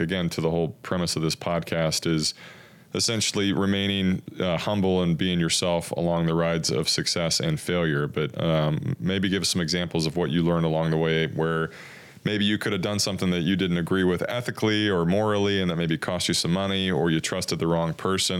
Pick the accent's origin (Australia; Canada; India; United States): United States; Corpus Christi, Texas; I'm from Corpus as well